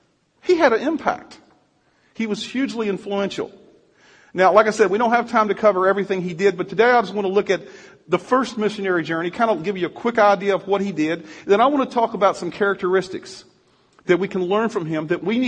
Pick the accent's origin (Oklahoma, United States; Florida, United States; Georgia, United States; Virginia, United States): Virginia, United States; moved away; I'm from Virginia